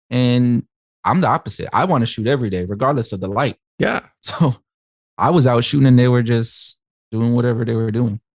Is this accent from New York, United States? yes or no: no; Chicago, Illinois, United States; so I'm from Chicago.